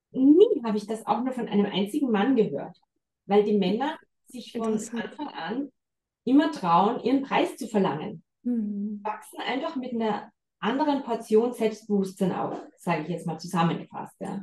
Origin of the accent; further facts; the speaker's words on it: Salzburg, Austria; moved away as an adult; also born or lived in Vienna; bin jetzt seit zweieinhalb Jahren wieder in der Heimat. Ich bin Salzburgerin ursprünglicherweise.